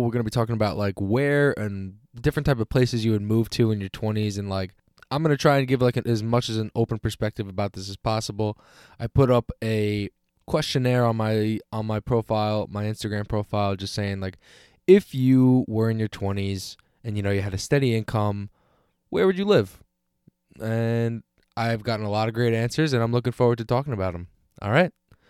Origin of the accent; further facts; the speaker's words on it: Long Island, New York, United States; I'm from Long Island. I've been to New York a bunch of times. I kind of am accustomed to that area. I am one of those Northeast gritty